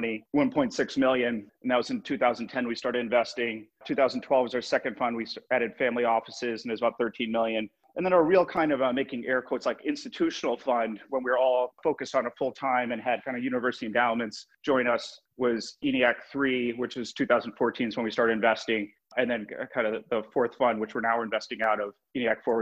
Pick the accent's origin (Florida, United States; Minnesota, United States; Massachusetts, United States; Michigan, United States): Massachusetts, United States; Boston; moved away as an adult; now in New York, United States; I love Boston as my hometown